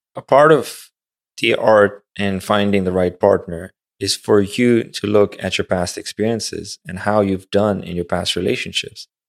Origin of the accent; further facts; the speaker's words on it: Pakistan; westernized school in Pakistan